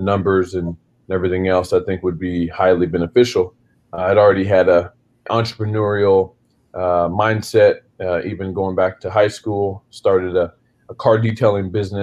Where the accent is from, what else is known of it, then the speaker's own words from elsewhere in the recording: Springfield, Missouri, United States; moved away as an adult; now in Memphis, United States; I'm originally from Springfield, Missouri. So I'm a Midwest kid, and you know, went to Kickapoo High School